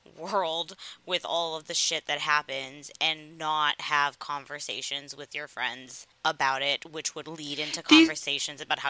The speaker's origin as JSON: {"language": "English", "region": "the South", "country": "United States", "tie": "born or raised there", "said": "I grew up in the South, and I had plenty of guns in the home because my father was a hunter."}